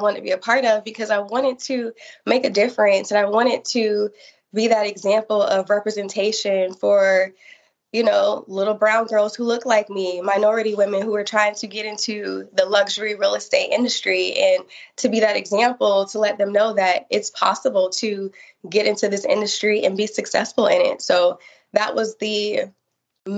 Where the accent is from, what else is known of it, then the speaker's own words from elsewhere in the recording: Tampa, Florida, United States; I'm born and raised in Tampa. So this is my hometown.